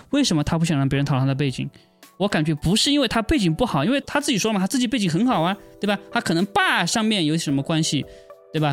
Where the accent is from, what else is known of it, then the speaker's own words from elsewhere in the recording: China; 我是中国人